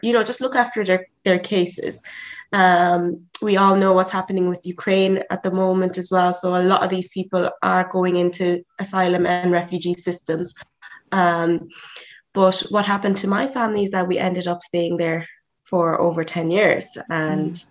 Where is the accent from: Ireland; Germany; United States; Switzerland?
Ireland; also born or lived in South Africa / Nigeria; I am a Nigerian born in South Africa. So I lived in South Africa until I was seven, and then I moved to Ireland